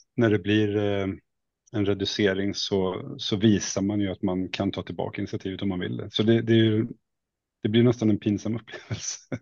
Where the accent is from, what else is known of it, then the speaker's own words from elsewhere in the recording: Åkersberga, Stockholm County, Sweden; moved away as an adult; also born or lived in Halmstad / Värend; Jag kommer egentligen från eh, Åkersberga, det kanske man inte vet var det ligger, men det ligger strax norr om Stockholm, men ute på landsbygden var det då i alla fall när jag växte